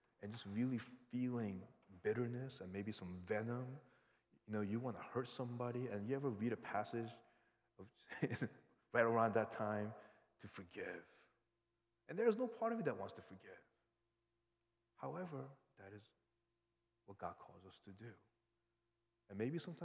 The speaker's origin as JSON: {"language": "English", "region": "New York", "country": "United States", "tie": "born or raised there", "said": "I grew up in New York"}